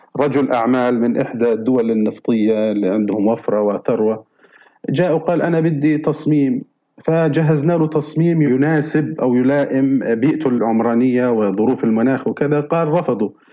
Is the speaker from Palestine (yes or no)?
yes; Gaza, Gaza Strip, Palestine; عندنا في فلسطين وفي غزة تحديدا آه، يعني حتى بيت والدي